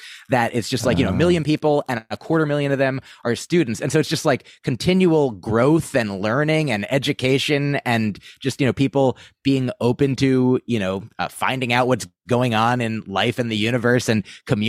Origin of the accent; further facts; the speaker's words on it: New Jersey, United States; I grew up in New Jersey. I just went up there for school.